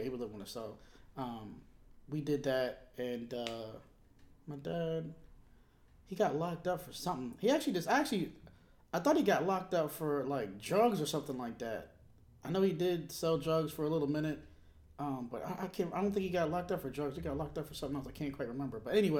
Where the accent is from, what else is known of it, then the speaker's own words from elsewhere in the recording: Milwaukee, Wisconsin, United States; born there; also born or lived in Monterey; I was born in Milwaukee, Wisconsin. And after we left Milwaukee, Wisconsin, we moved to actually Monterey, California. Then we moved back to Milwaukee again.